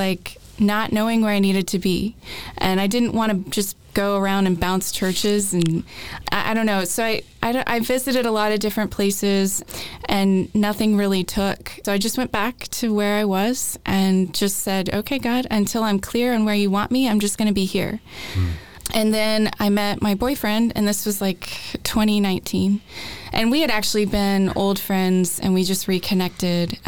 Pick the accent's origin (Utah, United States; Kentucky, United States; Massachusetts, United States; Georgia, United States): Georgia, United States; Augusta; moved away as an adult; also born or lived in West Tennessee; now in Nashville, United States; I'm originally from Augusta, Georgia